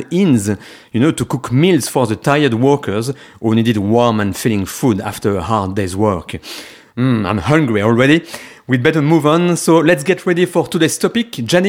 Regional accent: Pays de la Loire, France; English is a second language; now in Lyon, France; I am French. I'm still finding my way here as I've never lived in Lyon before. I'm from Vendée, near Nantes, in the Pays de la Loire region. That's the west of France.

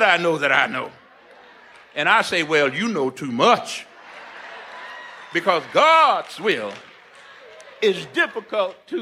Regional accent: Corpus Christi, Texas, United States; now in Princeton, United States; I was born and raised in Corpus Christi, Texas, on the Gulf of Mexico. I have spent the last 35 years in Princeton

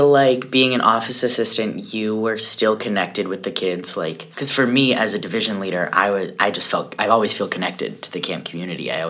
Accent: Colorado, United States; I am from Colorado.

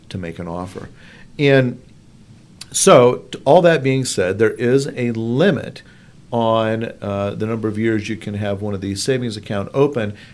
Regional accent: Findlay, Ohio, United States; my hometown of Findlay, Ohio

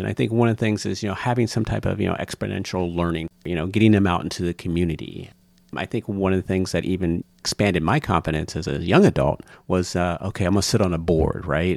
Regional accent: Lima, Ohio, United States; I grew up in Lima, Ohio

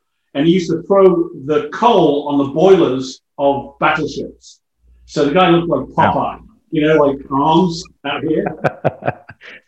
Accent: Chester, North West England, United Kingdom; moved away as an adult; also born or lived in London; now in Canada; I went to a high school in my hometown of Chester

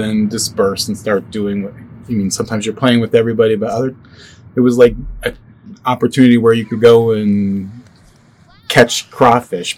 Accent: Lycoming County, Pennsylvania, United States; I grew up in Lycoming County here, so literally it was like 5 minutes to the mountains

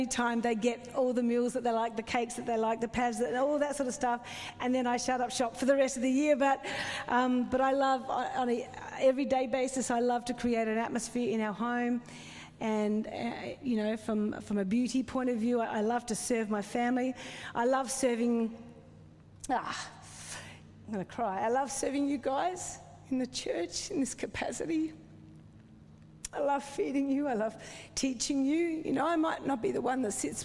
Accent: South Australia, Australia; moved away; I grew up in the foothills of South Australia

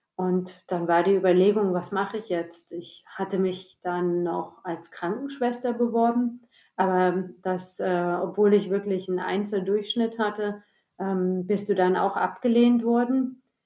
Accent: East Germany, Germany; moved away; ich bin ja in der Ex-DDR geboren

